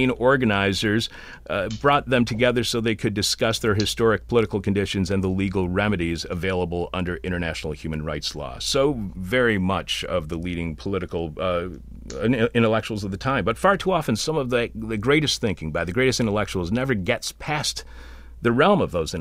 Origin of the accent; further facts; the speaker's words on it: East Detroit, Michigan, United States; I was born in Detroit. I was raised in East Detroit